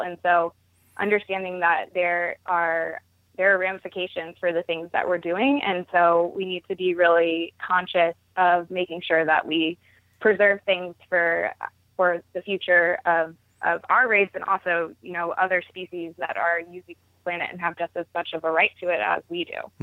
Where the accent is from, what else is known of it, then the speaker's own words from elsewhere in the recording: Baltimore, Maryland, United States; I started out going to my first farmer's market growing up in Baltimore